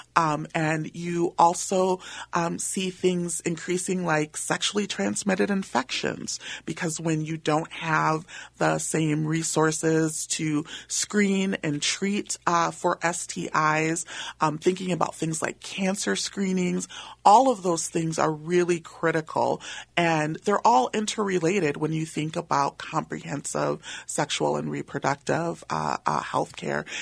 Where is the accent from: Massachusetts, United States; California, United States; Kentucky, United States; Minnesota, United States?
Minnesota, United States; St. Paul; I am a Minnesota native, was born and raised in St. Paul uh, in Frogtown